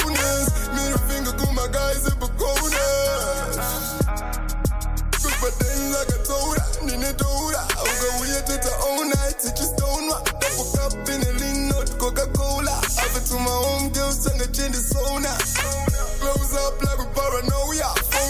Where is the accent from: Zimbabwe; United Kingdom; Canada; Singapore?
Zimbabwe; Chitungwiza, Harare; I'm a rapper from Chitungwiza, Chitown, and I represent MEG, Masala Del Ghetto.